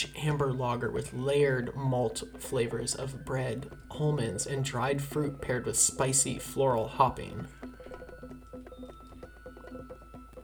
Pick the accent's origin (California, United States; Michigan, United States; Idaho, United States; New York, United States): California, United States; Anaheim; moved away; I grew up in Anaheim, was there for a long time, then I left for the fog. I left for Cold Beach.